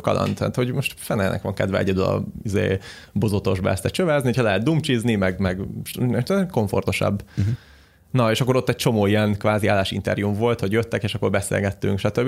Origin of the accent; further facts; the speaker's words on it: Hungary; magyarok vagyunk